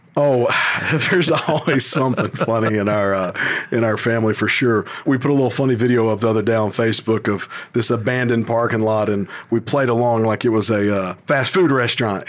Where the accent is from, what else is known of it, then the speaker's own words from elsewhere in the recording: Tennessee, United States; being born and raised in Tennessee